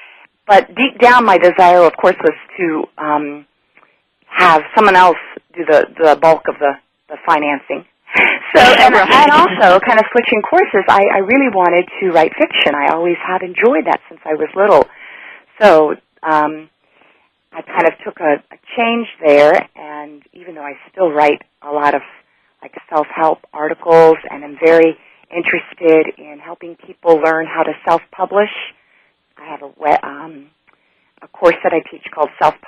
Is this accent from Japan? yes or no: yes; Japan; now in United States; North Carolina, which I've grown to call home, even though I grew up overseas in Japan.